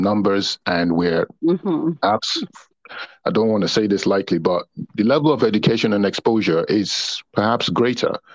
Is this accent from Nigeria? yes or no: yes; Northern Nigeria, Nigeria; also born or lived in London; now in United Kingdom; growing up in the North in Nigeria